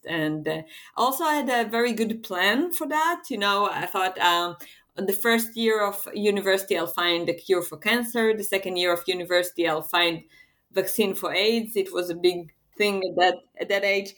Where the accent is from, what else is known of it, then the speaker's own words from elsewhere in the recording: Israel; I'm from Israel, and Israel is such a small place that everybody knows everyone